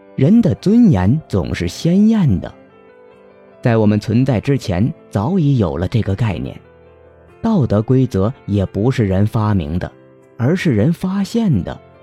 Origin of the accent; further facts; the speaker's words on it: the South, southern China, China; 我从小生活在南方